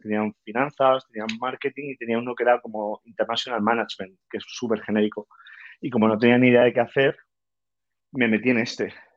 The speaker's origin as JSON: {"language": "Spanish", "town": "Valencia", "region": "Valencian Community", "country": "Spain", "also_born_or_lived": "Paris / Lagos, Nigeria", "said": "soy de Valencia, tengo 35 años"}